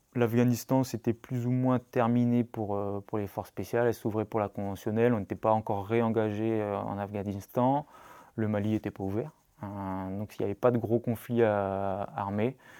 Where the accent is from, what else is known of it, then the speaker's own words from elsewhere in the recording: Brittany, France; also born or lived in La Rochelle; je suis breton